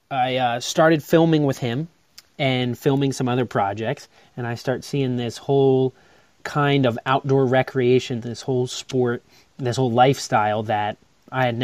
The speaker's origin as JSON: {"language": "English", "area": "Long Island", "region": "New York", "country": "United States", "tie": "born or raised there", "said": "But I grew up on Long Island"}